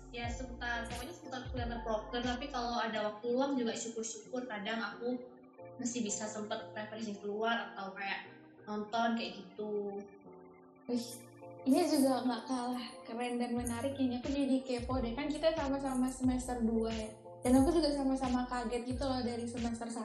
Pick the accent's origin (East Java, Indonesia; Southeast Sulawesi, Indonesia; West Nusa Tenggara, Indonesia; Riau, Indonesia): East Java, Indonesia; Malang; Aku asli Malang.